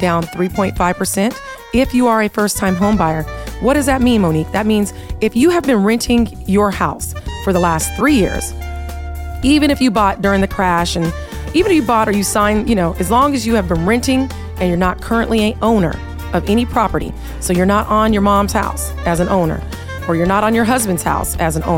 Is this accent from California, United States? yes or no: no; Texas, United States; also born or lived in Seattle, Washington; now in Las Vegas, United States; I was raised in Texas, born in Seattle